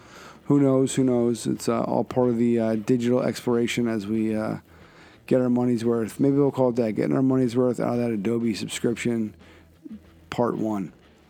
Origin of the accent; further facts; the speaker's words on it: Philadelphia, Pennsylvania, United States; my hometown of Philly